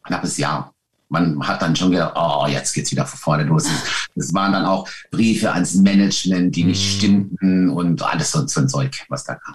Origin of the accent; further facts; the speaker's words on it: Lörrach, Baden-Württemberg, Germany; also born or lived in Weil am Rhein; now in Kandern, Germany; ich bin ja von Lörr in Lörrach geboren